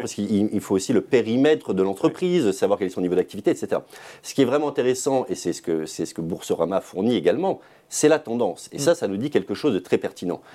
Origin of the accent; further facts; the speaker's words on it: Savoie, Auvergne-Rhône-Alpes, France; ma région d'origine, la Savoie